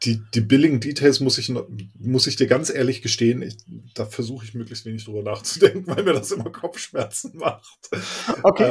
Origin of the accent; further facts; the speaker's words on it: Berlin, Germany; ich bin aus Berlin und äh, bin CTO bei der MAPR e Consulting GmbH